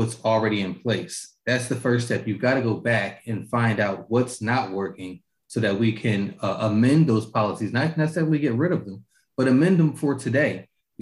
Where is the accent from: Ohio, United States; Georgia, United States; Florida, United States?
Georgia, United States; Augusta; I was raised in Augusta, graduated from Hepzibah High School